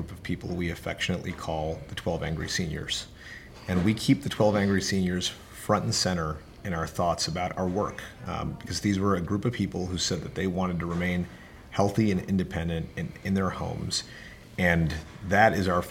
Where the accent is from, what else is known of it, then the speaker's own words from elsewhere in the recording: New Jersey, United States; I grew up in New Jersey, so like any good New Jersey person, you have to like a New York sports team.